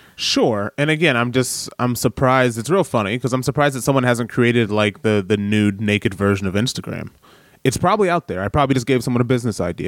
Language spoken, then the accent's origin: English; Detroit, Michigan, United States; also born or lived in New York / Los Angeles; now in Wellington, New Zealand; I grew up in Detroit